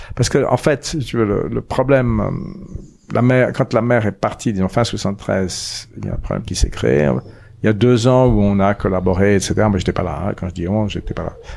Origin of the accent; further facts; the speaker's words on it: Paris, Île-de-France, France; moved away as an adult; also born or lived in Zurich, Switzerland; now in Auroville, India; je suis parisien